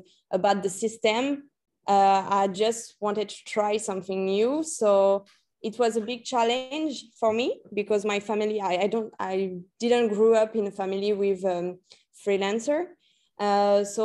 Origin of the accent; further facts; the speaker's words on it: New Caledonia; English is a second language; moved away as an adult; also born or lived in Normandy, France / Paris, France; So I was born in France, in Normandy, but I'm actually from New Caledonia, because when I was a child, about 7 years old, I went to New Caledonia